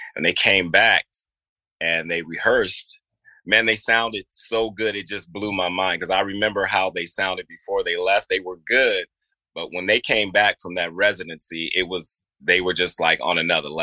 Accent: Richmond, California, United States; moved away as an adult; also born or lived in Oakland, California; now in New York, United States; I was born in Oakland, California, raised in Richmond, California, a little small town next to Berkeley. I moved here in like 2002

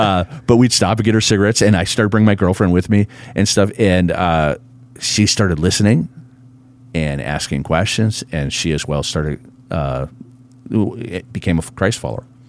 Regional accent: Proctor, Minnesota, United States; also born or lived in Hermantown, Minnesota; now in Grand Forks, United States; I grew up in Proctor, Minnesota.

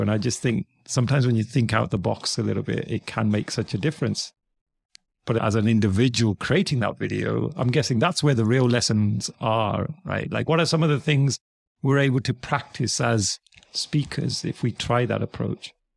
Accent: United Kingdom; also born or lived in United States; as a Brit, someone in the U K

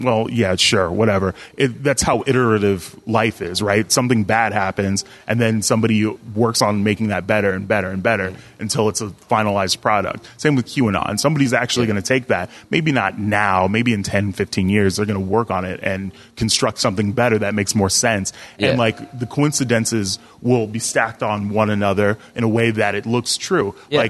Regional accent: San Diego, California, United States; my hometown, San Diego.

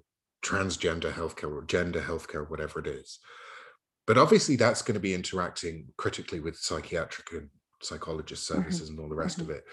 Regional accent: United Kingdom; I'm from Turf Island, Great Britain

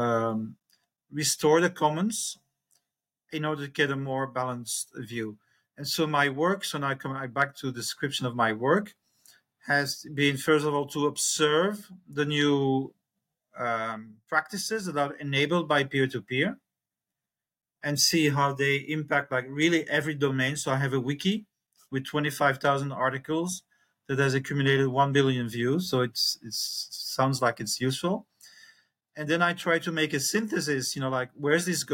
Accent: Belgium; now in Chiang Mai, Thailand; I'm from Belgium. I have four children. I'm 65 and I live in Chiang Mai, northern Thailand.

